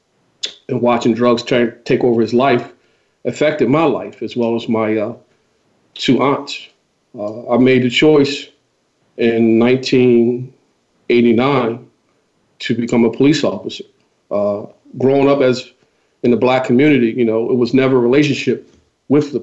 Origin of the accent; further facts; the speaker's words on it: Philadelphia, Pennsylvania, United States; I grew up in West Philadelphia in the area of Overbrook